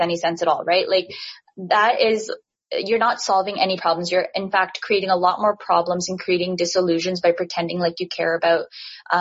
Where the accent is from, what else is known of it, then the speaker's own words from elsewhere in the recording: Canada; I'm Canadian, born and raised.